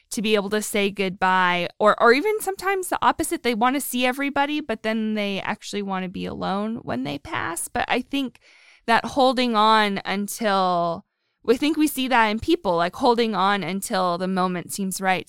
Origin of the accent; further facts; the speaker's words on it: Erie, Pennsylvania, United States; I'm from Erie, up by the lake.